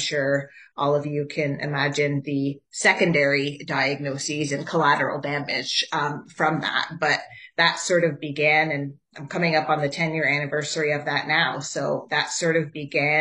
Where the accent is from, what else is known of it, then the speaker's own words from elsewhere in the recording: Ottawa, Ontario, Canada; I'm also born and raised in Ottawa. So a true Ottawa gal